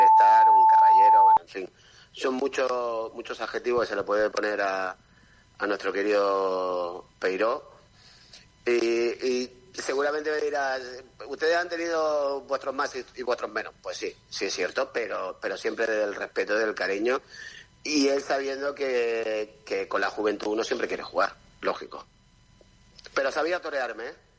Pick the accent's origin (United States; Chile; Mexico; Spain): Spain; Las Galletas, Canary Islands; also born or lived in Málaga; en Tenerife, aquí en mi pueblo, en Las Galletas.